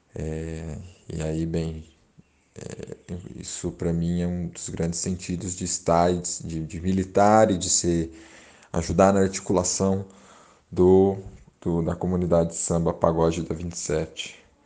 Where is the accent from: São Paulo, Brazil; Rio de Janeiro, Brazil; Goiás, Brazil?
São Paulo, Brazil; nascido e criado aqui no Grajaú, um bairro